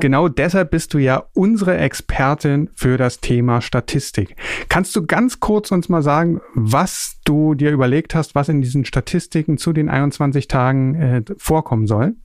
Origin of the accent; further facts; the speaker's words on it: Berlin, Germany; Geboren und aufgewachsen bin ich in Berlin